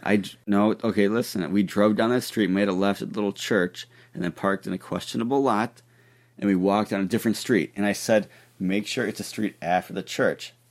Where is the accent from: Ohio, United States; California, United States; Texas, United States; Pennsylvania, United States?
Ohio, United States; I'm from Ohio